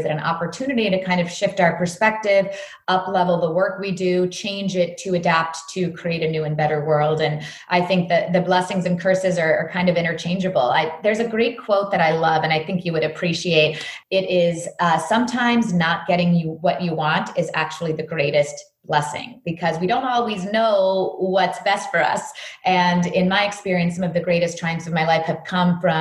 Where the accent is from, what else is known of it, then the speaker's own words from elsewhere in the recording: New York City, grew up dancing in Virginia, United States; I was born in New York City